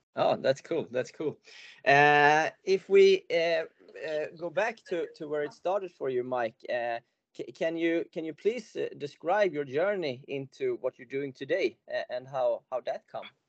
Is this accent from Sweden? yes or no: yes; Sweden; I'm from Sweden